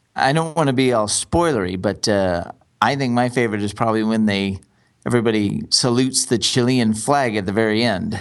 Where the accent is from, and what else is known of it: Texas, United States; born or raised there